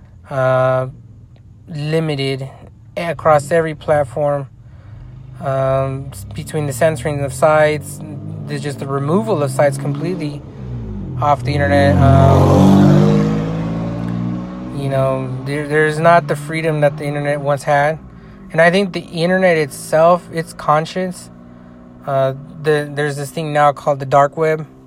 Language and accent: English; United States; I'm an American